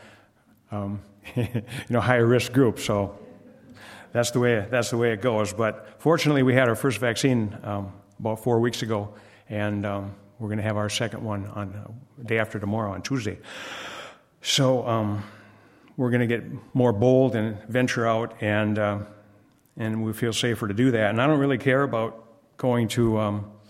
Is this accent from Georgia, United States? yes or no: no; Wisconsin, United States; moved away; we grew up in Wisconsin